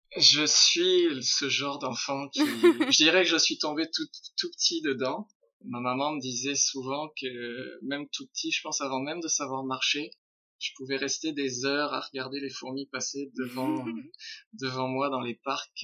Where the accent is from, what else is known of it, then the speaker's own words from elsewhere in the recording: France; moved away as an adult; now in Quebec City, Canada; je suis français